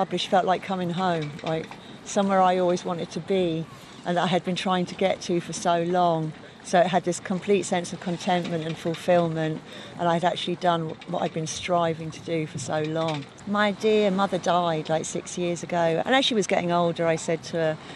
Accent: London, United Kingdom; born or raised there; moved away as an adult; also born or lived in Tipperary; now in Ireland

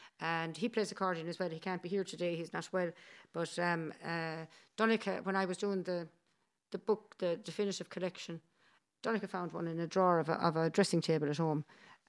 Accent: United States; born there; also born or lived in Dublin, Ireland; And, and they got married in the States. And I was born in the States.

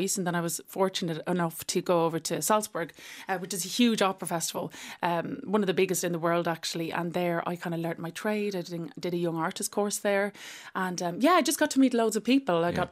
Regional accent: Dublin, Leinster, Ireland; I'm from Dublin

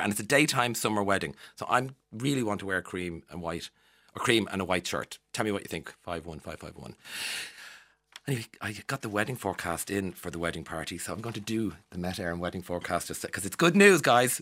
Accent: Ireland; accent: Irish; also born or lived in London; being Irish and living abroad as an Irish person.

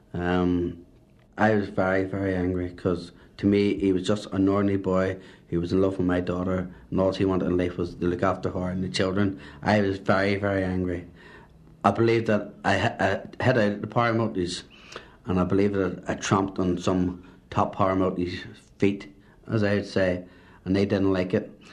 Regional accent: Belfast, Northern Ireland, United Kingdom; also born or lived in Antrim; I was brought up in Belfast, Shankill Road

